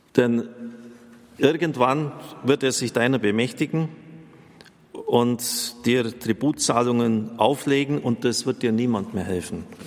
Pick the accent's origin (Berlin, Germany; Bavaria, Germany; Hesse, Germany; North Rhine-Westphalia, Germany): Bavaria, Germany; near Maria Vesperbild; ich bin in der Nähe von Maria Vesperbild aufgewachsen